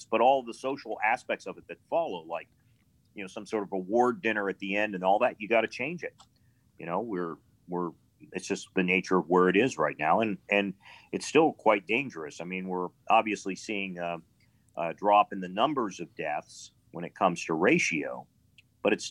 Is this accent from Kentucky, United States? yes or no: no; Pittsburgh, Pennsylvania, United States; also born or lived in Ohio; I mean, I was a, P- a Pennsylvania boy. I was born in Pittsburgh, but um, uh, but you know Ohio became I just a lot of my father's jobs took us into Ohio multiple times in my life.